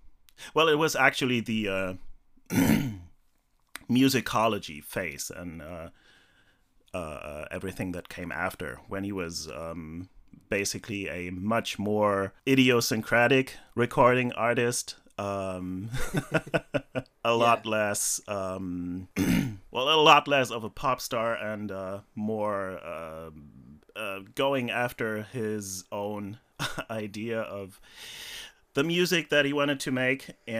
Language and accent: English; Germany; born there; So, I was born in West Germany in 79, so a year after this came out.